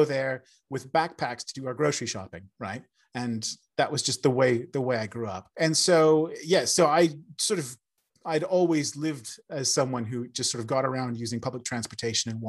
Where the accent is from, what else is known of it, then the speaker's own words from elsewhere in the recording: Seattle, Washington, United States; moved away; I'm originally from America. I grew up in Seattle